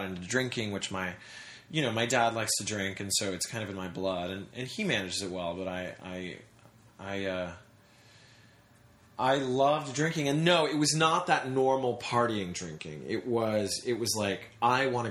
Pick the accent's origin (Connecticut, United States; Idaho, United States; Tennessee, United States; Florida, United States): Tennessee, United States; also born or lived in New York City; I was born in New York City, but then I moved to Tennessee when I was 4.